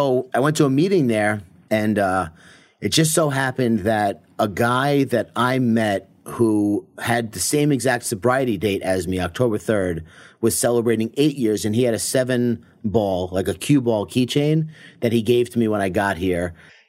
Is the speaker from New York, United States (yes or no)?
yes; Long Island, New York, United States; now in Laguna Beach, United States; So, yes, I was born and raised in Long Island, New York.